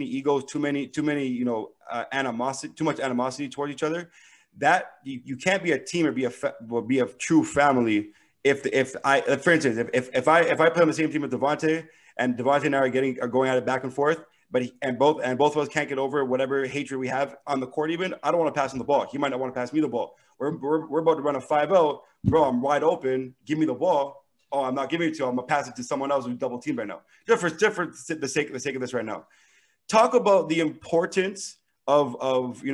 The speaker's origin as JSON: {"language": "English", "country": "Canada", "said": "I'm from Canada."}